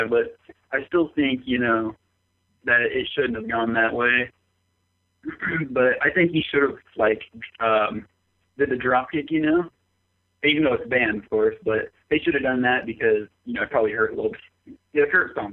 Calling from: Bellevue, Florida, United States; Uh, I'm … from Bellevue, Florida.

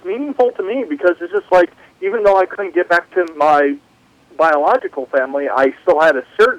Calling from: Tucson, Arizona, United States; I'm calling temporarily from Tucson, Arizona.

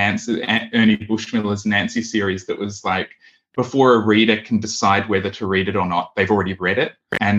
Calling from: Western Australia, Australia; We're from Western Australia, we're calling, and we're on the land of the Whadjuk Noongar people.

